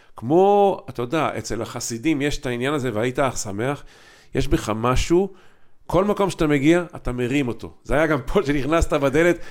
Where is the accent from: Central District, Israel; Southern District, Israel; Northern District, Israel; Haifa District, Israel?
Haifa District, Israel; Haifa; moved away as an adult; also born or lived in Kfar Shmaryahu / Ramat HaSharon; אנחנו שנים גדלנו בחיפה, כולנו